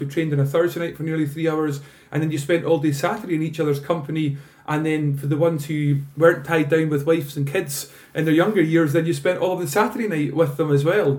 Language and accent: English; Spean Bridge, Scotland, United Kingdom; I grew up in Speen Bridge, a village just 10 miles north of Fort William